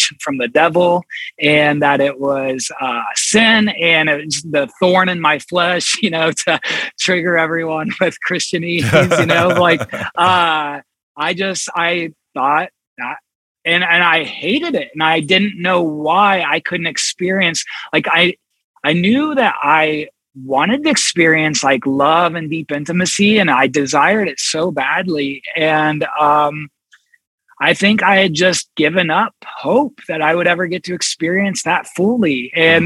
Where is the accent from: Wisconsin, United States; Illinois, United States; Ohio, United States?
Ohio, United States; Columbus; I grew up here in Columbus. I live in Columbus now